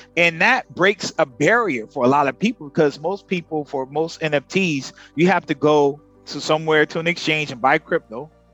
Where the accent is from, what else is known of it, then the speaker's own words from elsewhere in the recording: United States; now in Philippines; We actually are American. He's Filipino American. I'm African American. And we here in the Philippines